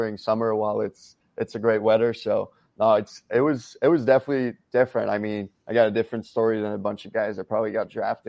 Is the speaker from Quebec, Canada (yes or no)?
yes; Victoriaville, Quebec, Canada; also born or lived in Trois-Rivières; I grew up mostly in Victoriaville, so it's like 2 hours up north from Montreal